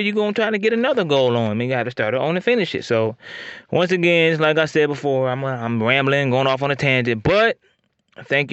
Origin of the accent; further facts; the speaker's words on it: Northwest Ohio, United States; I'm from Northwest Ohio